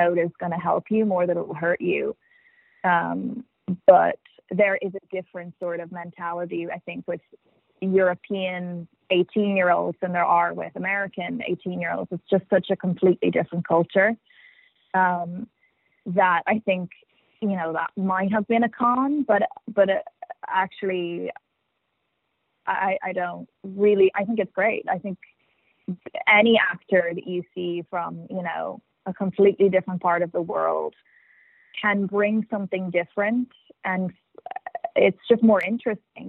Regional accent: Dublin, Leinster, Ireland; accent: Irish; moved away as an adult; also born or lived in New York / Los Angeles; I grew up in Dublin, and then when I was 18, I moved to New York to go to NYU to study drama

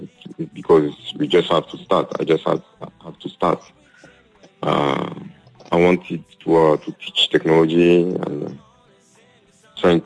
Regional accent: Côte d’Ivoire; also born or lived in Europe; now in Côte d'Ivoire; I'm from Cote d'Ivoire

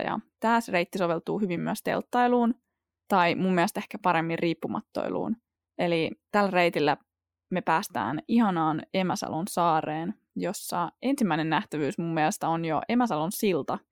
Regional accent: Porvoo, Uusimaa, Finland; Mä oon itse kotoisin Porvoosta ja mä oon asunut siellä yli 20 vuotta

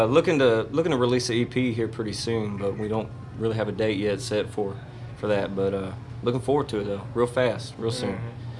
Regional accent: Texas, United States; I'm actually from Grimes County. I'm up from by College Station, so College Station area.

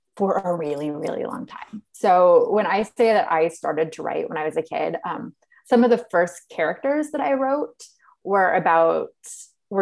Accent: Illinois, United States; now in Washington, D.C., United States; I grew up in Illinois

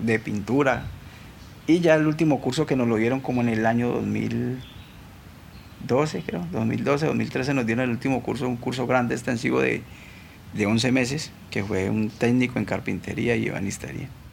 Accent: Cali, Valle del Cauca, Colombia; nací aquí en Cali Valle, soy del barrio Siloé.

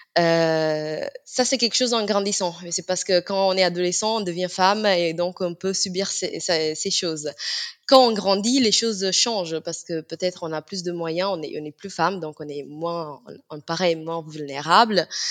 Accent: Italy; je suis d'origine euh, sénégalaise. J'ai grandi en Italie

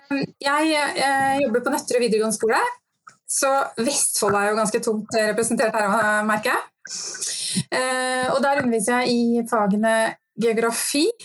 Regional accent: Austria; born there; Men jeg er født i Østerrike

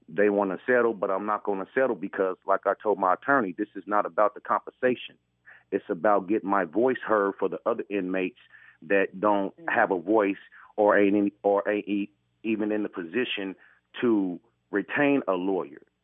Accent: Indianapolis, Indiana, United States; moved away as an adult; now in Tacoma, United States; I am from Indianapolis, Indiana, but I had to move out here to Washington

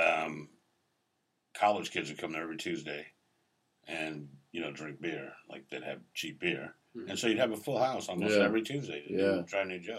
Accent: East Coast, United States; Well, I grew up on the East Coast, basically. I mean, my family moved around like every 3 or 4 years for some fucking reason.

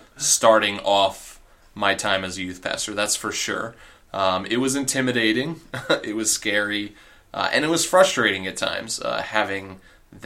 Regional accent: Long Island, New York, United States; moved away; I grew up on Long Island, New York

